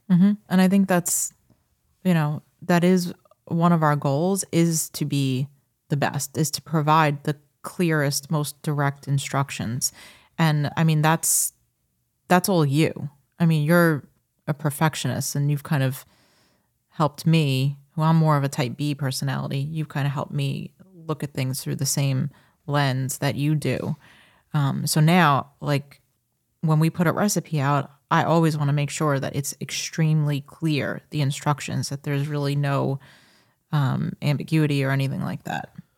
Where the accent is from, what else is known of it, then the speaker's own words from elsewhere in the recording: Long Island, New York, United States; I am from Long Island, born and raised